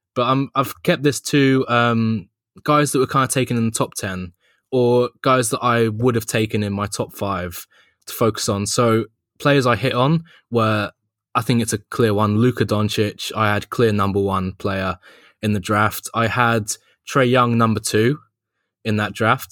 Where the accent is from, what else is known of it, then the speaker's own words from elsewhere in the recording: London, United Kingdom; I'm from London, if you can't tell